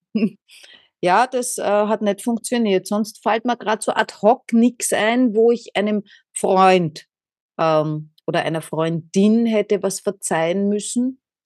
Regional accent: Austria; bin aus Österreich

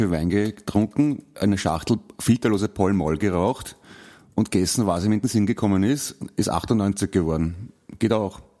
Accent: Vienna, Austria; mich als Wiener hinstellst, der ich ja bin und stolzer Wiener obendrein auch noch

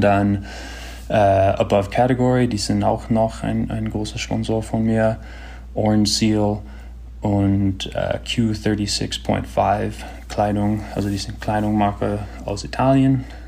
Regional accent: Marin County, California, United States; ich bin da in Marin County, Kalifornien groß geworden

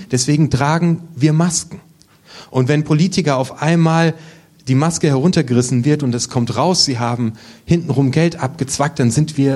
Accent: Germany; aber wir sind Deutsche und deswegen müssen wir schick aussehen

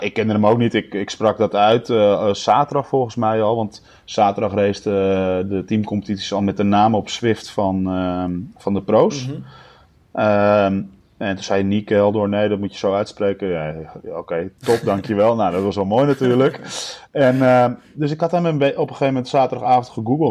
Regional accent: Netherlands; als Nederlanders

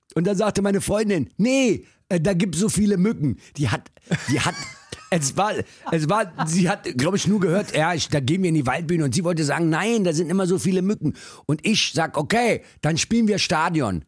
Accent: Berlin, Germany; also born or lived in Düsseldorf / Cologne; ich bin ja in Kreuzberg groß geworden

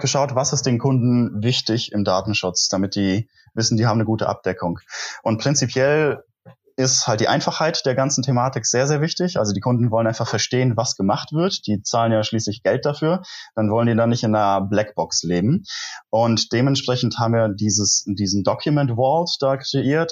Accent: near Koblenz, Rhineland-Palatinate, Germany; moved away as an adult; also born or lived in Munich; bin ich wieder in meine Heimat zurückgezogen, also tatsächlich in die Nähe von Koblenz, wo ich auch studiert habe

